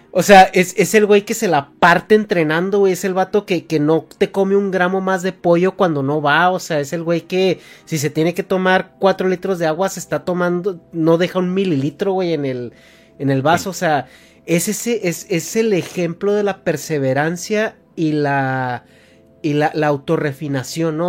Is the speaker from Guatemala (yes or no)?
no; Mexico; hasta mi adolescencia, en México